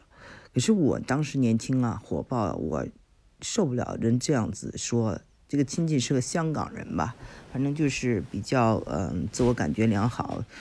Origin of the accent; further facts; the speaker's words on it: China; 我们中国人